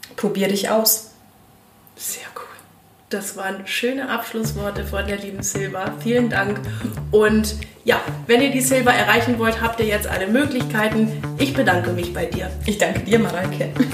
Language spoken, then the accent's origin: German; East Frisia, Lower Saxony, Germany; moved away; aus meiner alten Heimat Norddeutschland direkt von Ostfriesland